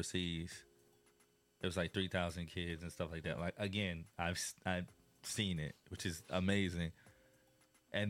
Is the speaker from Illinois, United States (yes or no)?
yes; Illinois, United States; growing up in Illinois